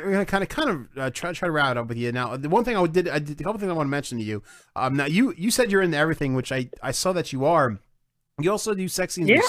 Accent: New Jersey, United States; I'm a Giants fan because I'm from North Jersey

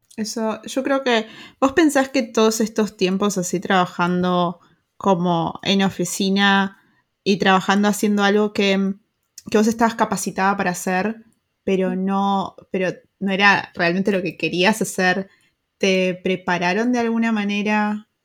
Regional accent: Argentina; now in Germany; nuestros países como Argentina, Uruguay

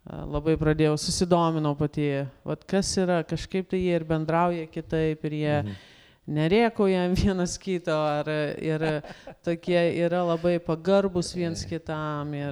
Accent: Lithuania; mes lietuviai

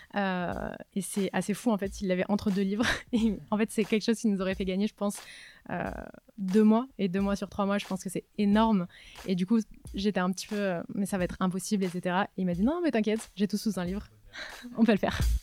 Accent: Var, Provence-Alpes-Côte d'Azur, France; moved away as an adult; also born or lived in Nice; now in Paris, France; moi je viens du sud de la France, du Var. donc je suis arrivée à Paris il y a six ans

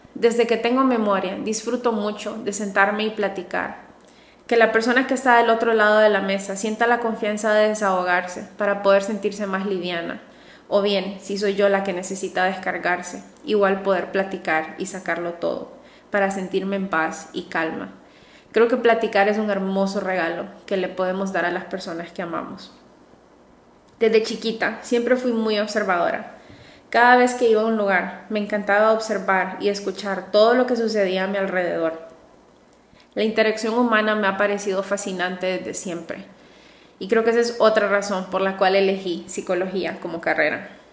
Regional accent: Honduras; also born or lived in Madrid; Soy psicóloga, orgullosamente hondureña

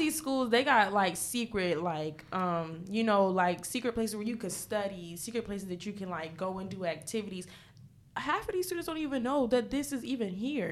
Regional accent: New York City, New York, United States; moved away; I'm originally from New York, from the Bronx.

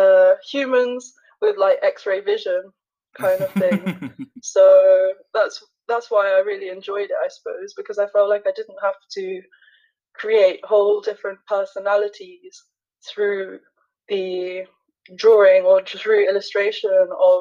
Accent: London, United Kingdom; I'm an artist from London

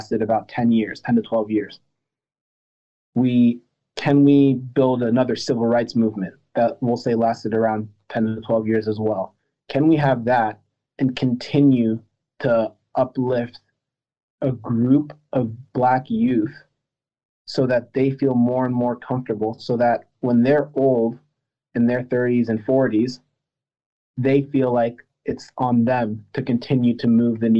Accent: United States; also born or lived in France; I wasn't born in America. I was born in France. My parents are from Cameroon and Madagascar

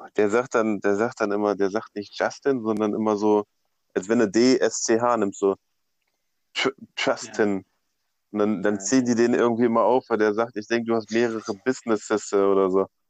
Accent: Braunschweig, Lower Saxony, Germany; ich komme ja aus Braunschweig

